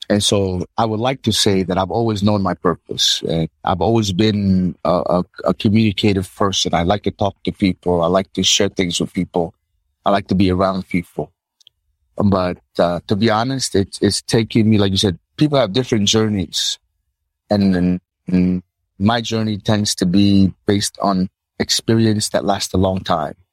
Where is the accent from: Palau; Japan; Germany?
Palau; born there; also born or lived in United States; I was born in Palau, living in the West Coast, living in the East Coast of the US, come back to Palau.